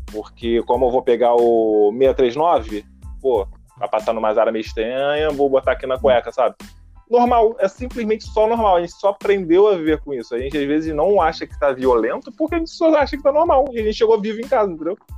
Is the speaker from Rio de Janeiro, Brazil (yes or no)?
yes; Rio de Janeiro, Brazil; E como a gente tá falando, eu vim do Rio de Janeiro.